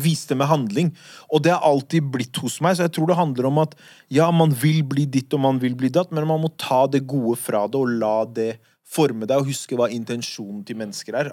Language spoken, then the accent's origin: Norwegian; Oslo, Norway; de gutta jeg vokste opp med på Furuset